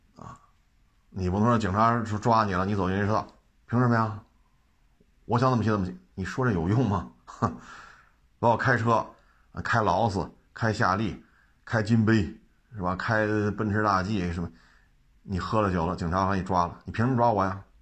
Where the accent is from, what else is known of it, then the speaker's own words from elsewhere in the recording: China; 我们中国人